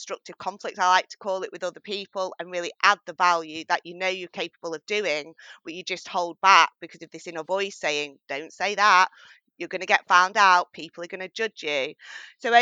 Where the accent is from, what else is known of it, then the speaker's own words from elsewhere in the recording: northwest of England near Manchester, United Kingdom; accent: English accent with a strong northern tone; I'm from England and I'm based in the northwest of England near Manchester. So you'll hear my English accent, but also with a very strong northern tone as well.